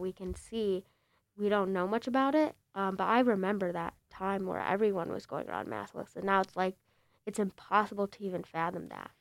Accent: Bloomingdale, Illinois, United States; also born or lived in Chicago; I'm from Bl-, L-, you know Roselle, Bloomingdale

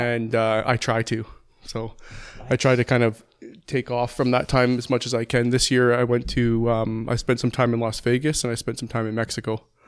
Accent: Calgary, Alberta, Canada; also born or lived in Langdon; I was born and raised in Calgary, lived there for the first fifteen years, then moved to Langdon

